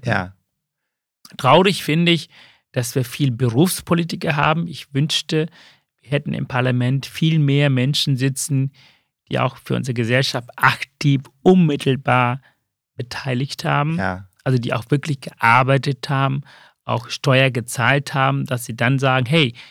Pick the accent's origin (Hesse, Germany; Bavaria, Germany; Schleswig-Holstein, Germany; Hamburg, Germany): Hamburg, Germany; Also ich komme ja aus dem Haus Sozialdemokrat, ich bin mhm. Hamburger.